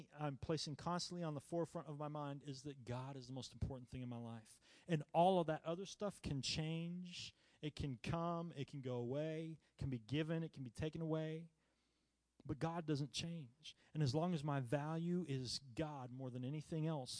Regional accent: United States; I was born in the United States

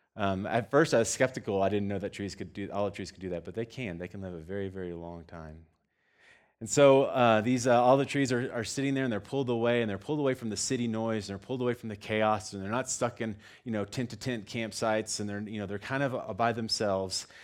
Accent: Texas, United States; moved away; I'm from Texas

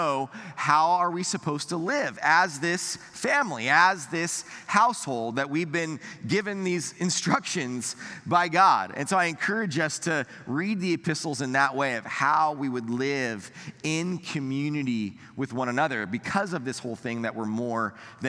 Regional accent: United States

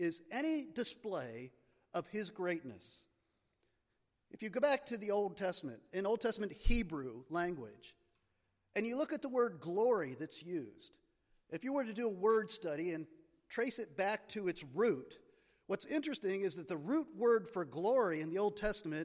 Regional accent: Marienville, Pennsylvania, United States; I grew up in Marionville, Pennsylvania

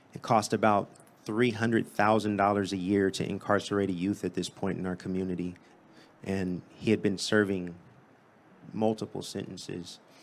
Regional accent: San Diego, California, United States; I'm from Southeast San Diego. It's about eight miles that way. And, uh, grew up there

